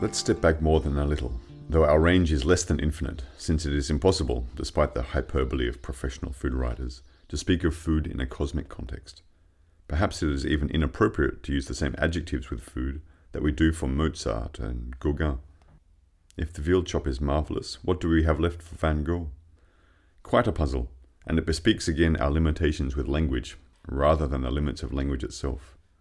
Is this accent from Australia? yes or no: yes; Australia; moved away as an adult; also born or lived in Paris, France; now in Poitiers, France; I'm from Australia, but I've been living in France for more than ten years now.